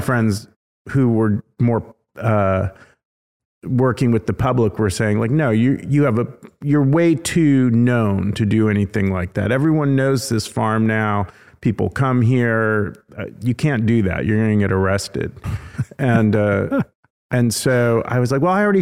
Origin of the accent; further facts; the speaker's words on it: California, United States; moved away as an adult; now in Tennessee, United States; I was born in California